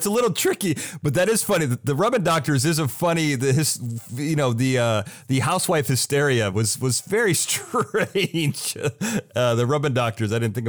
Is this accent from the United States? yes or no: yes; south of Chicago, Illinois, United States; I grew up in Illinois, south of Chicago